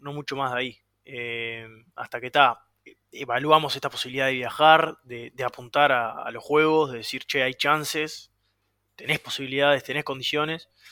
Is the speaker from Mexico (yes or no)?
no; Uruguay; also born or lived in Florida